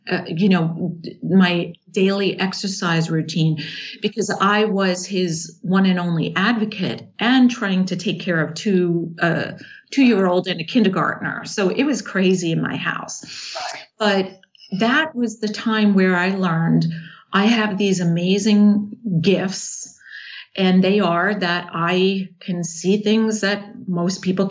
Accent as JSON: {"language": "English", "region": "New York", "country": "United States", "tie": "born or raised there", "also_born_or_lived": "Charlotte, North Carolina", "moved": "yes", "said": "I'm from New York because that's where I'm born"}